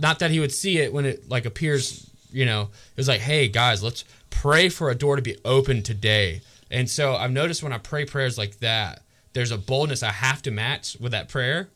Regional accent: Georgia, United States; moved away; really close to my hometown in Georgia

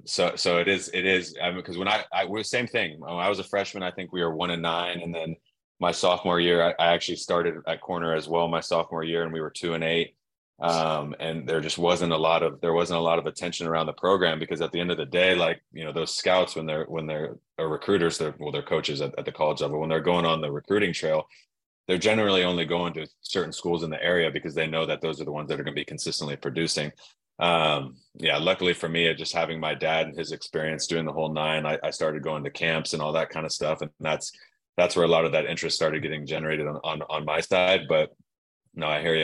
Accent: Dana Point, California, United States; growing up in Dana Point, California

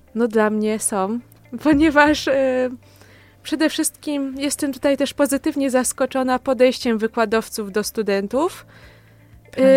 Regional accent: Opoczno, Łódź Voivodeship, Poland; moved away as an adult; now in Kielce, Poland; jestem z województwa łódzkiego, a dokładniej z Opoczna

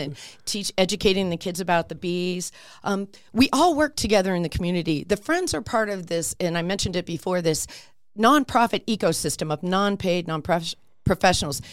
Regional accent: Warren, Pennsylvania, United States; moved away as an adult; also born or lived in Midtown Manhattan, New York / Long Island, New York; now in Peoria, Arizona, United States; actually born in a little town called Warren, Pennsylvania

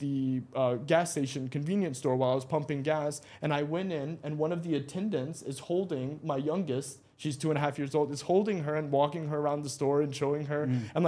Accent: Raleigh, North Carolina, United States; moved away as an adult; now in Dubai, United Arab Emirates; I am born and raised in America in a state called North Carolina. It's a state that if you haven't been to the States, most people don't know it.

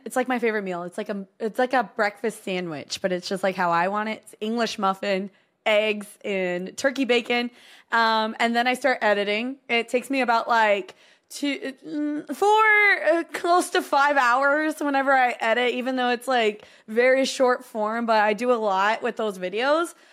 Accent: Texas, United States; here in Texas

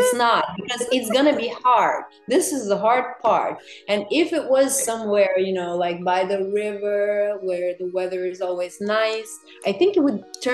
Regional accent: Russia; moved away as an adult; now in New York, United States; I'm from Russia, so we were like, it's a very conservative society

